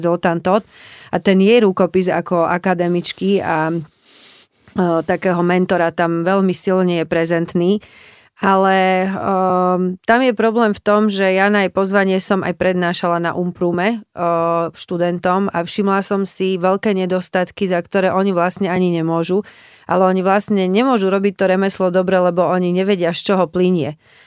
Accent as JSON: {"language": "Slovak", "country": "Slovakia", "also_born_or_lived": "Prague, Czech Republic", "said": "my sme obidvaja Slováci, ktorí do veľkej miery pôsobia v Čechách"}